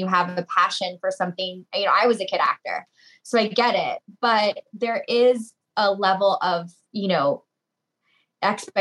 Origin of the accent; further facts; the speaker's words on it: Tampa, Florida, United States; my hometown, which is where we are now in Tampa